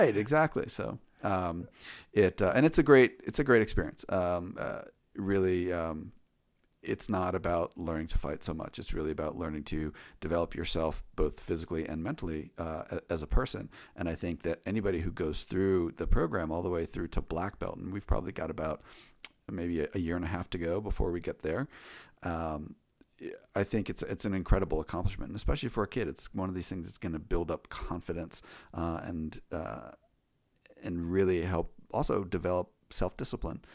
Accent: Chevy Chase, Maryland, United States; I grew up in the Washington, D C area, um, in, um, uh, Chevy Chase, Maryland, Chevy Chase, Bethesda

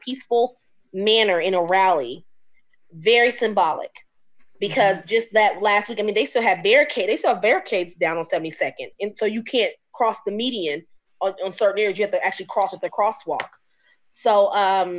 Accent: Omaha, Nebraska, United States; I've been in Omaha since I was 2 years old, so I've been here 38 years

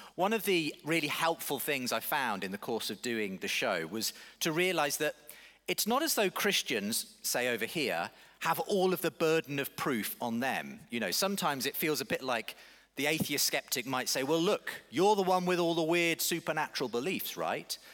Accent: Woking, South East England, United Kingdom; I'm from all the way over in Woking

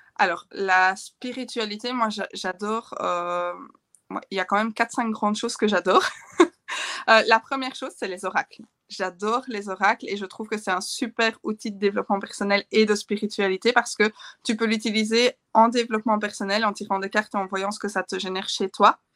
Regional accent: Belgium; chez nous en Belgique

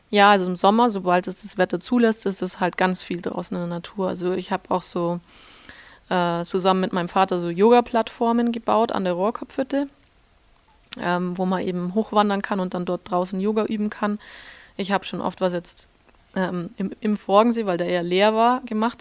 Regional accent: Schwangau, Bavaria, Germany; moved away as an adult; also born or lived in Munich / Switzerland / Austria; das ist das Hotel Rübezahl in Schwangau. Genau, das ist das Hotel meiner Eltern. da bin ich aufgewachsen und groß geworden.

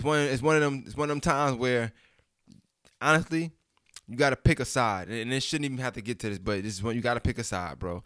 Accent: New York City, New York, United States; I'm from Brooklyn

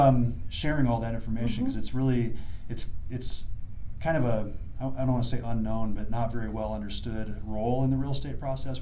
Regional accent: Iowa, United States; now in Colorado, United States; But I'm from Iowa originally

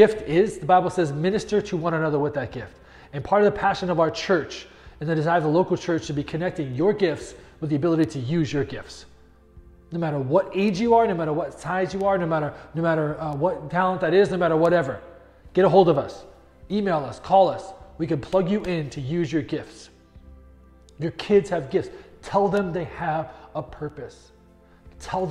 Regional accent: New England, United States; moved away; But I grew up in New England.

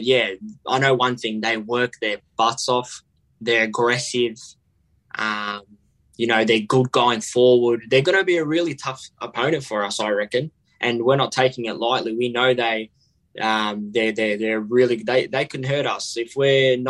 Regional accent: Melbourne, Victoria, Australia; I lived in Hillside and I played for Killer Park Soccer Club

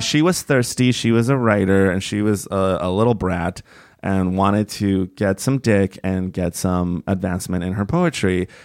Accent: Bay Area, California, United States; also born or lived in Toluca, Mexico; I grew up in the Bay Area and when I got to middle school, it was like, "Do you want to take French or Spanish?" And I'm originally from Mexico. I was born in Toluca, Mexico

